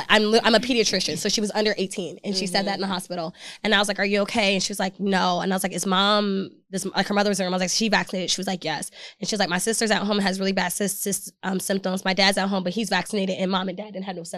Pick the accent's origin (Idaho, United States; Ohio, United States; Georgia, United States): Georgia, United States; moved away as an adult; also born or lived in Philadelphia, Pennsylvania; now in Texas, United States; I was born in Philadelphia, raised in Georgia.